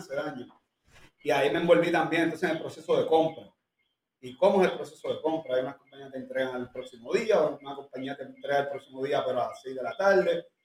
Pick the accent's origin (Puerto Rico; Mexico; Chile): Puerto Rico; donde, viven mis papás, y donde yo nací y me crié toda la vida